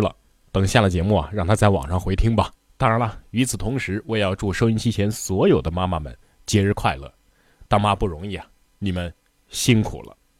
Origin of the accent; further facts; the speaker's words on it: China; 但是神奇的是什么呢？我们中国人却毫无障碍地接受了这个节日